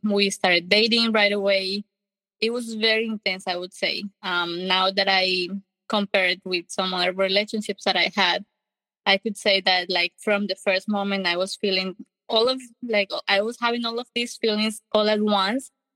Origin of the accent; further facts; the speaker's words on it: Colombia; English is a second language; moved away as an adult; now in United States; I'm from Colombia. I uh, have one sister, and we were born and raised in Colombia in a happy family.